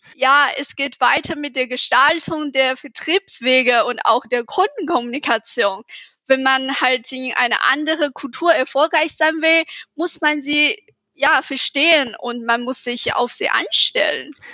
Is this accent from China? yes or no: yes; China; German is a second language; moved away as an adult; now in Munich, Germany; ich komme aus China